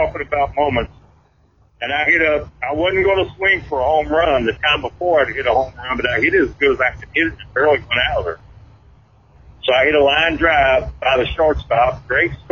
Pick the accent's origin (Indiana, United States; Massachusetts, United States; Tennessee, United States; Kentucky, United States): Kentucky, United States; Louisville; I grew up in the South End, I grew up off of New Cut Road